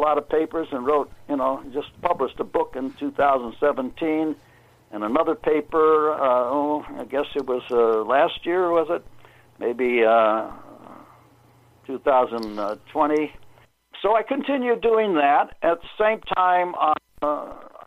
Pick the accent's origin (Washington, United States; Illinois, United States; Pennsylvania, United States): Illinois, United States; Chicago; moved away; also born or lived in California; I was raised in Chicago